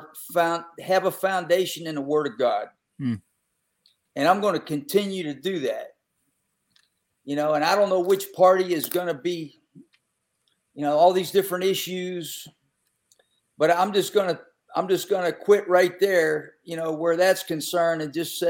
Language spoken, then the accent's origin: English; Western Pennsylvania, United States; moved away; I grew up in Western PA